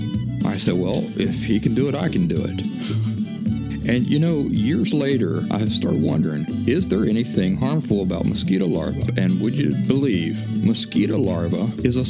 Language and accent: English; Appalachia, United States; I grew up in the Appalachian wilderness